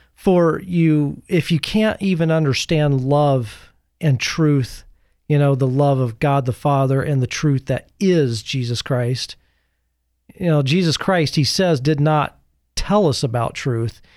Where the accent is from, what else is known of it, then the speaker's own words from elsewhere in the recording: United States; as American Catholics